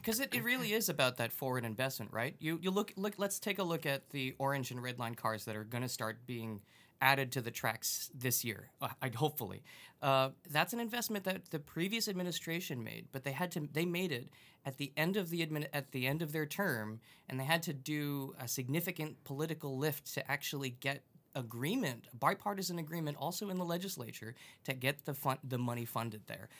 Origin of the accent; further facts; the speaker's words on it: Long Island, New York, United States; now in Massachusetts, United States; I'm originally from Long Island